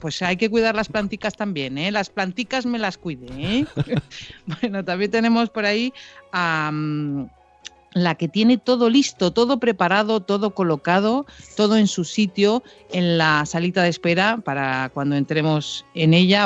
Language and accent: Spanish; Canary Islands, Spain; yo soy de Canarias